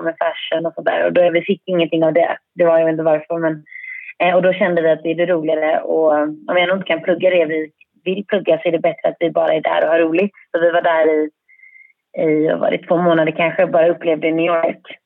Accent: Särö, Västra Götaland, Sweden; jag är uppväxt i Säre

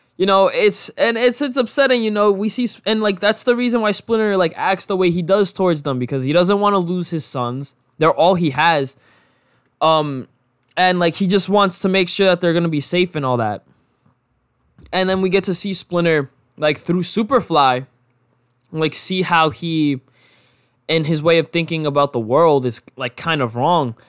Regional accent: New York, United States; growing up in New York

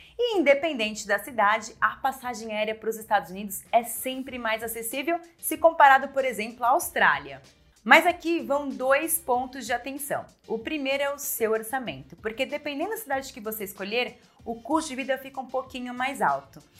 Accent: Brazil; nós brasileiros

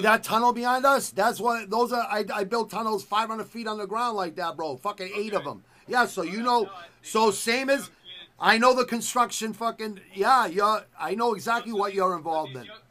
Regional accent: United States; I was born in America

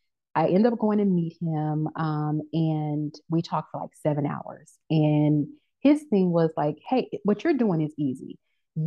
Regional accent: Memphis, Tennessee, United States; moved away as an adult; also born or lived in Texas / New Orleans; now in Atlanta, United States; I grew up in Memphis, Tennessee

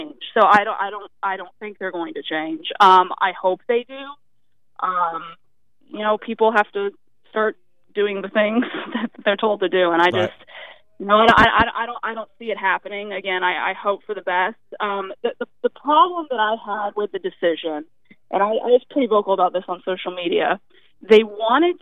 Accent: Florida, United States; also born or lived in Panama City, Florida; I've born and raised in Florida.

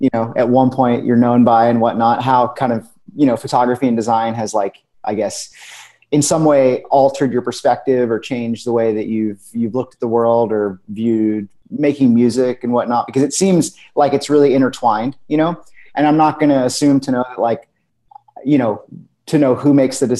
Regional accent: Pismo Beach, California, United States; I grew up in Pismo Beach, California.

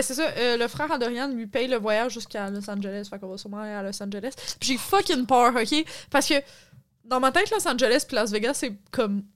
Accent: Quebec, Canada; en tant que Québécois, je connais ça

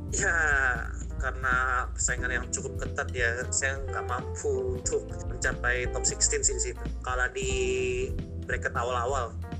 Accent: Indonesia; kita kan dari Indonesia

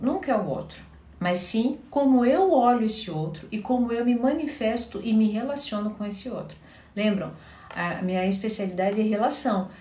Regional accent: Curitiba, Paraná, Brazil; Eu sou de Curitiba

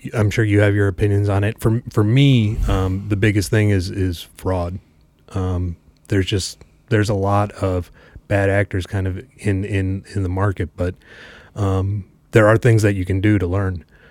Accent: Chicago, Illinois, United States; I grew up in Chicago

